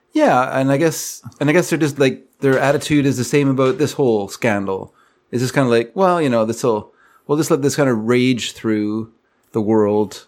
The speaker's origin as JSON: {"language": "English", "country": "Canada", "said": "I'm Canadian"}